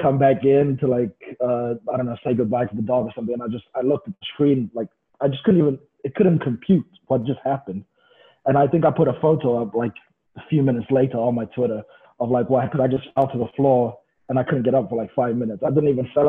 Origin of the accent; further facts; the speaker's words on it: South Africa; originally I'm from South Africa